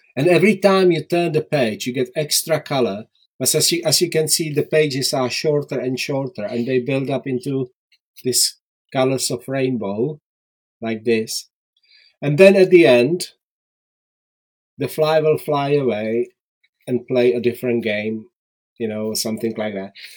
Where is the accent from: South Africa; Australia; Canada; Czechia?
Czechia; English is a second language; moved away as an adult; also born or lived in Prague; now in Worcester, United Kingdom; I was born in Czechoslovakia in 1967